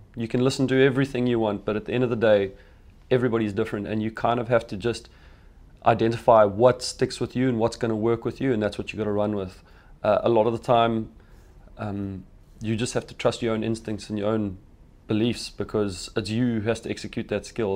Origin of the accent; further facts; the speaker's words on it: Phalaborwa, Limpopo, South Africa; I grew up in Pellabora